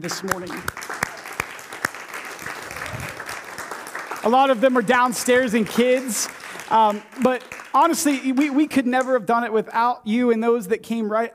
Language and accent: English; Warren, Ohio, United States; moved away as an adult; also born or lived in Champion, Ohio / Indianapolis, Indiana; You know, I grew up here. I'm from Warren. I'm a byproduct of this town, this city. I grew up in Champion, graduated class of 05.